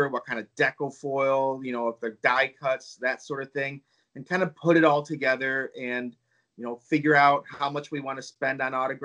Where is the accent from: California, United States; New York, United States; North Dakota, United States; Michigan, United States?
Michigan, United States; Hockeytown; I grew up near Hockey Town